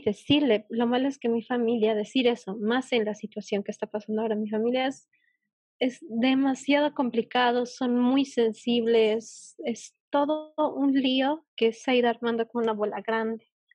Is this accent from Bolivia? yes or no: yes; Bolivia; yo eh, de Bolivia